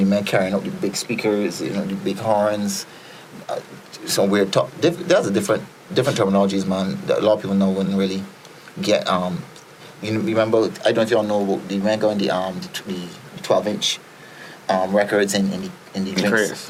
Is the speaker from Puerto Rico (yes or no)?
no; Barbados; born or raised there; also born or lived in Trinidad and Tobago